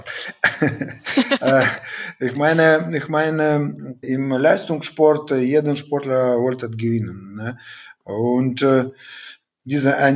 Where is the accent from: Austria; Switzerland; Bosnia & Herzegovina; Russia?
Russia; Siberia; German is a second language; now in Germany; Ich bin eigentlich aus Sibirien gekommen und.